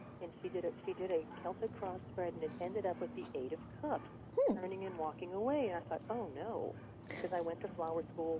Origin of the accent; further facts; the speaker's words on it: Chicago, Illinois, United States; I'm from Chicago.